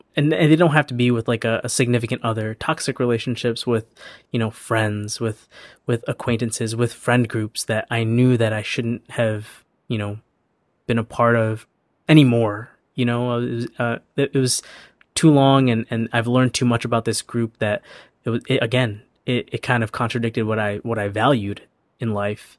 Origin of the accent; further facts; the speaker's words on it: Chicago, Illinois, United States; moved away as an adult; also born or lived in Los Angeles; I was born and raised in Chicago, and I moved to L A for, for college